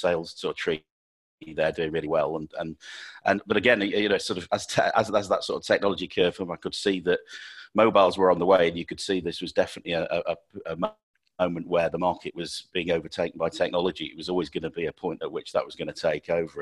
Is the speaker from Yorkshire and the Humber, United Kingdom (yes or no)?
yes; Sheffield, Yorkshire and the Humber, United Kingdom; I'm born and bred in Sheffield